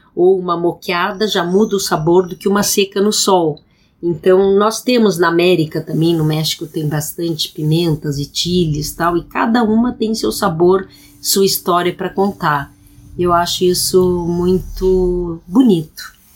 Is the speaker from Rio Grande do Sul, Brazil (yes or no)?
yes; Rio Grande do Sul, Brazil; eu sou gaúcha